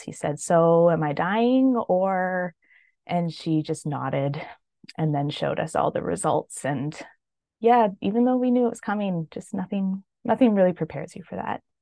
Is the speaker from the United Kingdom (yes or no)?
no; Canada; also born or lived in British Columbia; I am Canadian, living in British Columbia